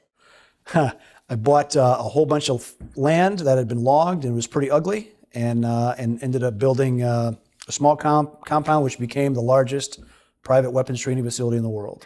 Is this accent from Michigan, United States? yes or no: yes; Holland, Michigan, United States; I grew up in Holland, Michigan